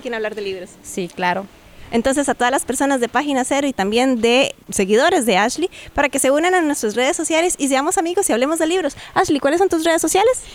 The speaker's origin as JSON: {"language": "Spanish", "town": "Sarchí", "region": "Alajuela", "country": "Costa Rica", "said": "tengo 19 años y soy de Sarchi"}